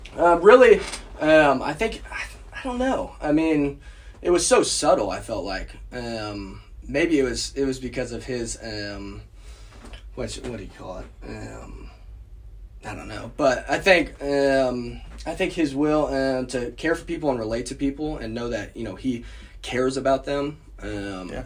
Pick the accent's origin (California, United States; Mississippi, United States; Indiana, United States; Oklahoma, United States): Oklahoma, United States; Tulsa; I grew up in in Tulsa